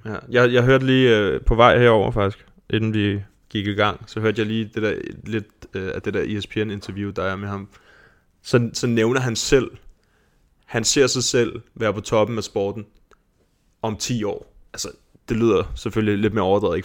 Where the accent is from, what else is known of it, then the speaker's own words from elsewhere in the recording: Denmark; os som danskere